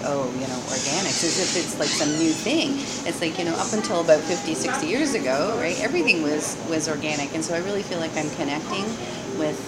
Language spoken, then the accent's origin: English; Ontario, Canada; moved away as an adult; now in Montreal, Canada; I am a Canadian. I was born in Ontario, and I moved here to Montreal about 25 years ago